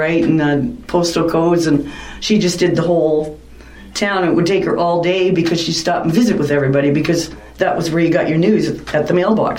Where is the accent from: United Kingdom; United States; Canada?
Canada; Collingwood, Ontario; moved away as an adult; now in Wasaga Beach, Canada; I'm originally from Collingwood